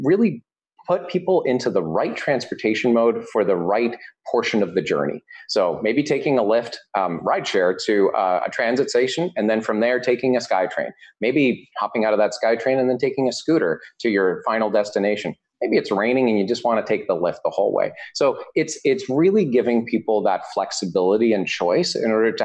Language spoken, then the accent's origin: English; Vancouver, British Columbia, Canada; I'm from Vancouver, so I've lived in Vancouver for over 15 years